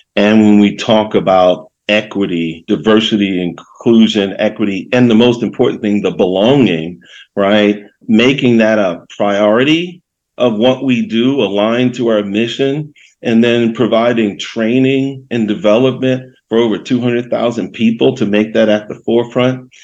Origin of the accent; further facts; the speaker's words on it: Baltimore, Maryland, United States; moved away; also born or lived in Northern California; growing up in Baltimore City